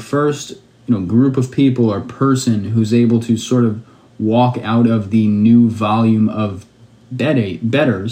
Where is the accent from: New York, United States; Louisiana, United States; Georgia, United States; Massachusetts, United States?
New York, United States; New York City; also born or lived in Pennsylvania / Ohio; I am from Brooklyn, New York. I went to school, I'm from here, but I went to school for college in Pennsylvania and in Ohio